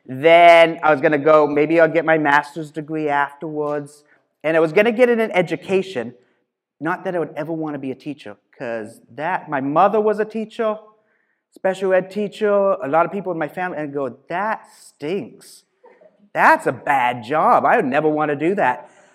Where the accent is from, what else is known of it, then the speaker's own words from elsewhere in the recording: Ontario, Canada; I grew up in Canada, just outside of Hamilton, Ontario.